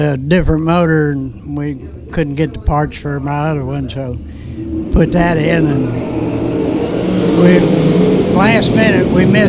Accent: Moores Hill / Milan, Indiana, United States; I was born in Milan.

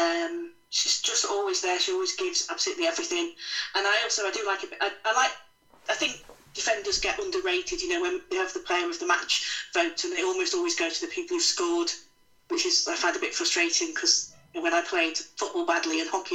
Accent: Stafford, West Midlands, United Kingdom; now in Manchester, United Kingdom; I'm originally from the West Midlands, from Stafford, but I've lived in Manchester for over 30 years now.

